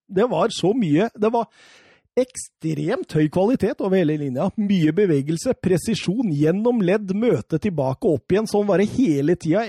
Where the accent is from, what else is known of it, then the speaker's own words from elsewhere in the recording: Norway; vi gutta som sitter og ser på på TV-en hjemme i Norge